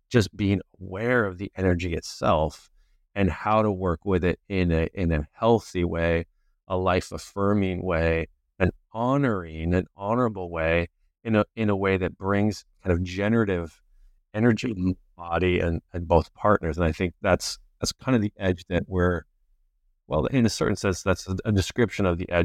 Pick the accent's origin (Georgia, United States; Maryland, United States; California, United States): California, United States; This is kind of extreme in a certain sense from the culture I was raised in Southern California.